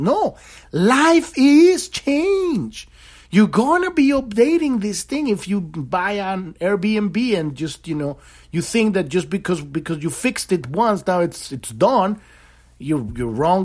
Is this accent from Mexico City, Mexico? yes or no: yes; Mexico City, Mexico; moved away; I grew up in in Mexico City